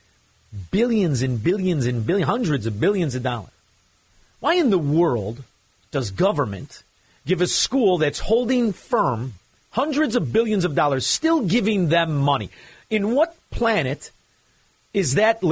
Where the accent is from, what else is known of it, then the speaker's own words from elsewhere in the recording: Chicago, Illinois, United States; I'm a Chicagoan